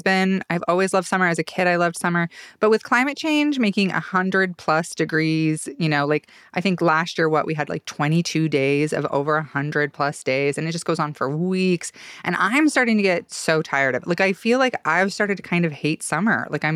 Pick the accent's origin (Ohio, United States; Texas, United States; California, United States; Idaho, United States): Idaho, United States; also born or lived in Mississippi; now in Boise, United States; growing up in Idaho